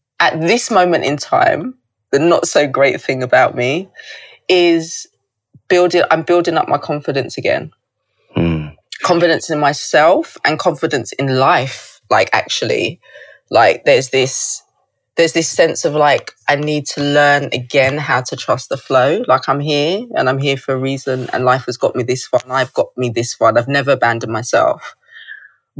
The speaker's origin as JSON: {"language": "English", "country": "Zimbabwe", "tie": "born or raised there", "said": "I was born in Zimbabwe."}